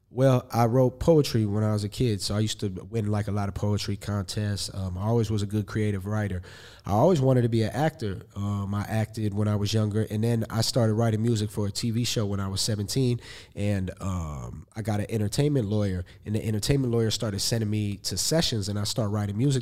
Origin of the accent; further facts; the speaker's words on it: Los Angeles, California, United States; I'm an artist from Los Angeles, California